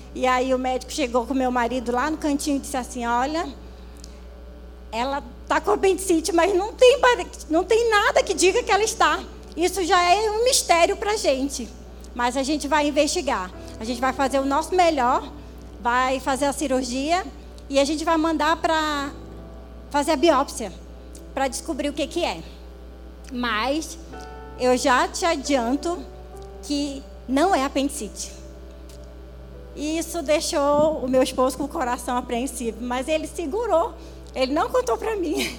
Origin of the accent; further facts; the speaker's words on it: Manaus, Amazonas, Brazil; Sou amazonense, nascida lá em Manaus, Manauara